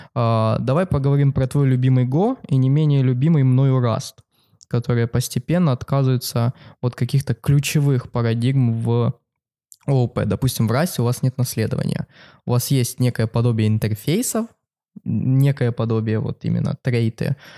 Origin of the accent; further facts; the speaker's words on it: Kharkiv, Kharkiv Oblast, Ukraine; она проходит в моем родном городе. Это Харьков